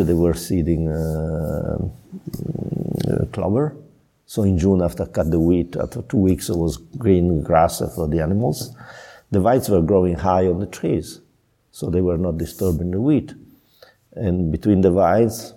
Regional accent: Piedmont, Italy; now in Chianti, Italy; I'm from Piedmont.

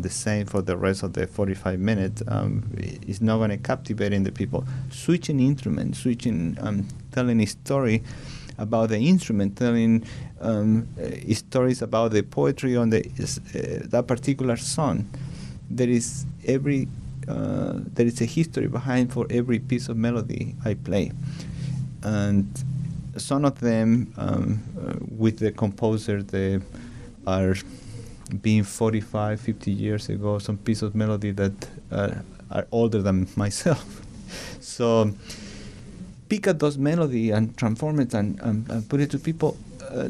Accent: Chile; English is a second language; moved away as an adult; now in United States; I born back in Chile, but I'm coming from United States.

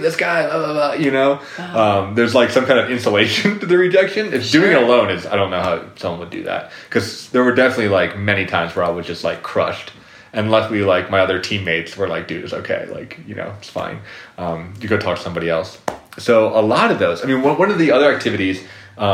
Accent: Colorado, United States; I'm from Colorado

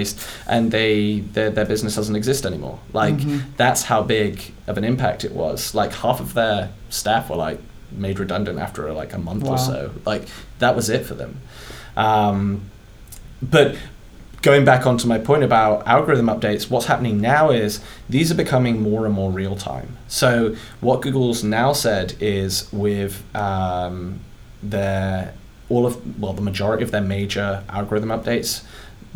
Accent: United Kingdom; accent: British; It's my British accent.

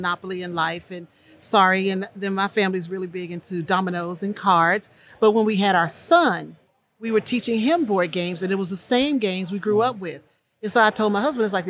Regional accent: Houston, Texas, United States; moved away; we're from Houston originally

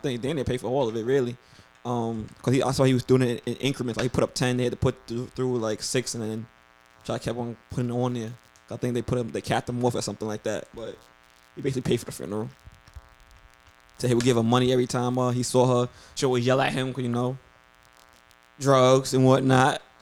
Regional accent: New York, United States; I'm from New York

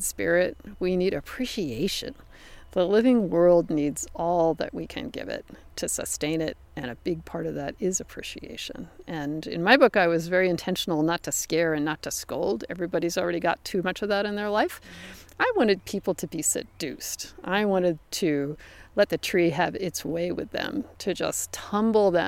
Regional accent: the Northwest, Pacific Northwest, United States; moved away; I come from the Northwest, which is a very benign place.

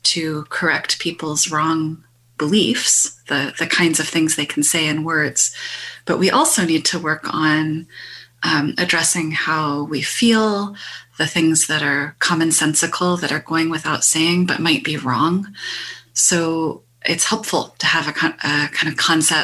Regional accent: Canada; through being Canadian, I'm connected to this

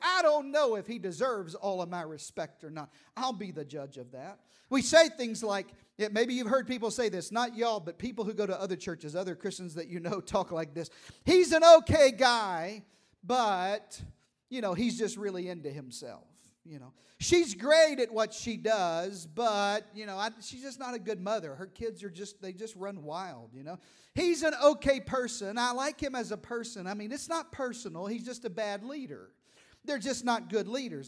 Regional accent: Eastern Arkansas, United States; I'm from Eastern Arkansas. We say it like this

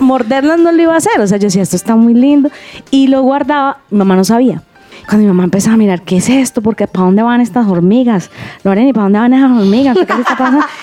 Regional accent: Cali, Valle del Cauca, Colombia; yo soy caleña

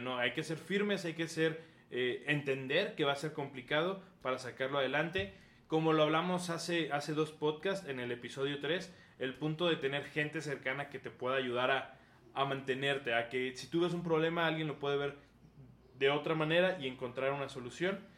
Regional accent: Mexico; ser firmes como mexicanos

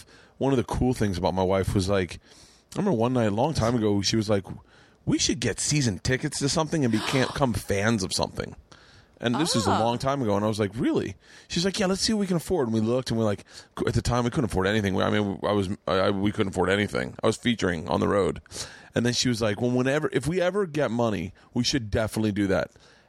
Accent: Florida, United States; My sister and I used to emulate Philly accents because we grew up in Florida. So we'd come up to Philly for the summer, and we'd hang out with our cousins.

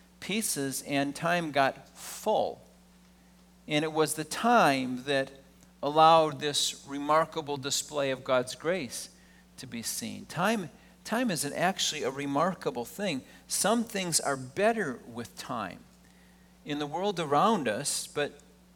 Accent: Wisconsin, United States; I grew up in Wisconsin

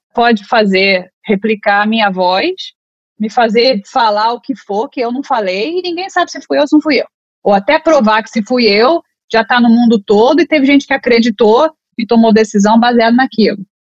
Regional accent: Brazil; moved away as an adult; now in United States; eu vim do Brasil para cá, para os Estados Unidos, como advogada, fora brasileira

